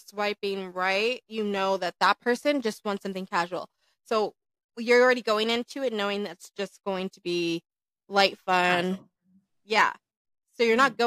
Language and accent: English; Minnesota, United States; now in Las Vegas, United States; I tell him I'm from Minnesota